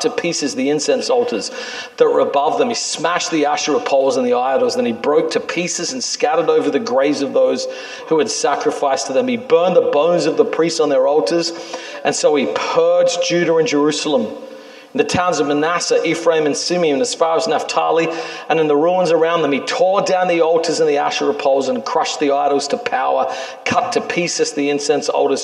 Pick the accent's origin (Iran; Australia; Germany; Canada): Australia; also born or lived in New York City; now in New York, United States; I'm a kid in Australia